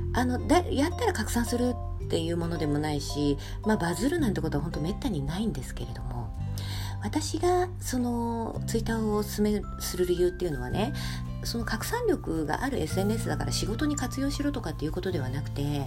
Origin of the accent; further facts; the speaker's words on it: Setagaya, Tokyo, Japan; 私の実家はあの東京の世田谷っていうとこにありまして